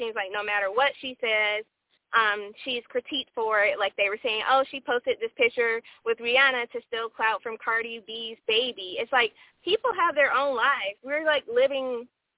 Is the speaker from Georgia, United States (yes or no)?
yes; Atlanta, Georgia, United States; I'm straight from Atlanta